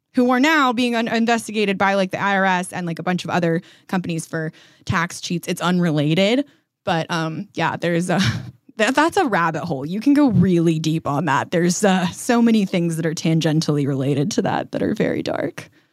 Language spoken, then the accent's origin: English; Colorado, United States; I grew up in Colorado